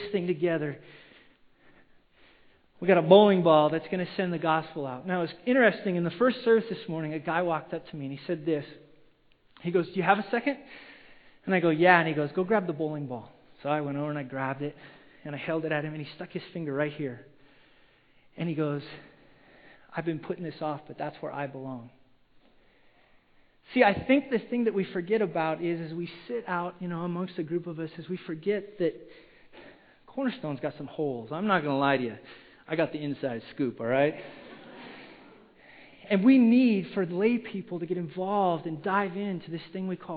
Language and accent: English; Wyoming, United States; now in Simi Valley, United States; I grew up in Wyoming, which is it's a cowboy state